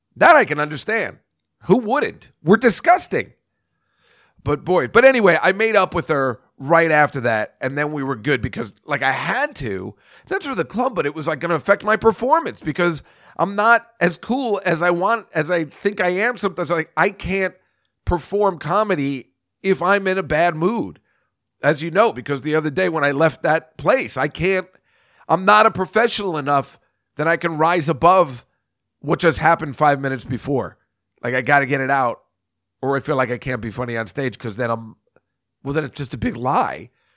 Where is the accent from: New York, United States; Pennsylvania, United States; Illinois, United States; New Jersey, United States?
New Jersey, United States; New Brunswick; New Brunswick, New Jersey, I mean, that's my hometown